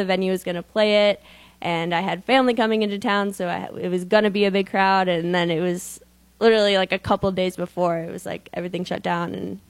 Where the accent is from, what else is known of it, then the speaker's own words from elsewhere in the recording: Schaumburg, Illinois, United States; Schaumburg, Illinois. So Chicago.